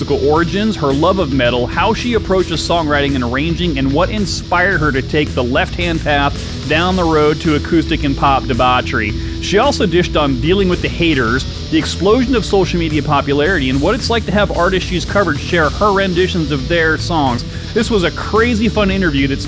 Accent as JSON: {"language": "English", "town": "Salem", "region": "Oregon", "country": "United States", "tie": "born or raised there", "moved": "yes", "said": "I was born in Salem, so I know the area well"}